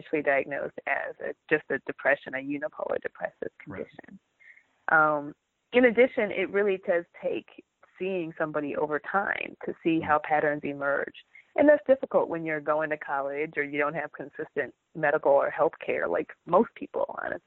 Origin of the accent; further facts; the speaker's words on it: Michigan, United States; now in Southern California, United States; I was raised in the Midwest in Michigan